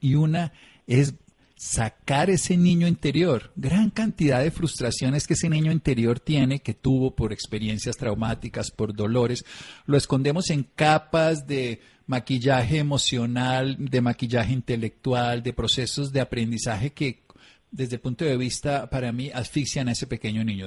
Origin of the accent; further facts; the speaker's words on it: Tolima, Colombia; yo nací en el Tolima, donde también se baila mucho